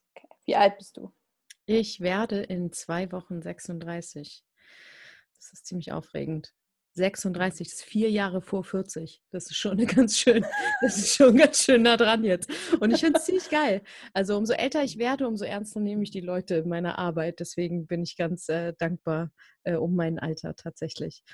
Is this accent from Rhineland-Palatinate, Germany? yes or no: no; Hamburg, Germany; moved away; also born or lived in Buxtehude / Berlin; Ich komme aus so einem kleinen Dorf, das letzte Dorf in Hamburg